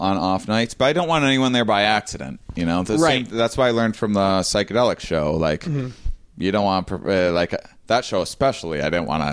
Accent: Wisconsin, United States; now in Portland, United States; I'm from Wisconsin

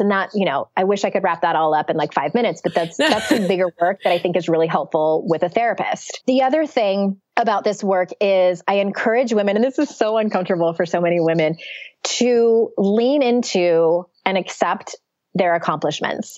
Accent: San Diego, California, United States; moved away; I went back to my hometown of San Diego

